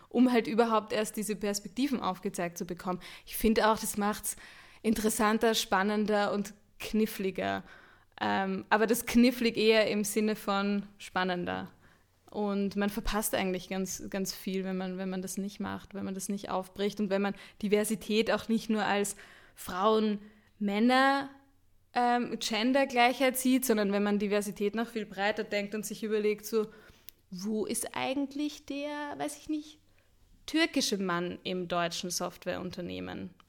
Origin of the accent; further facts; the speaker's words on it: Austria; Ich bin Österreicherin. Ich dachte mir, ich nehme auch eine Band aus Österreich.